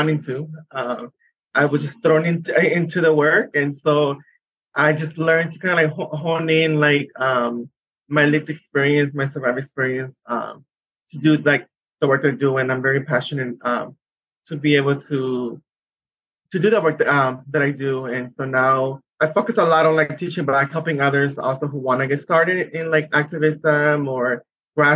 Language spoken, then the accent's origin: English; San Diego, California, United States; I am from San Diego, California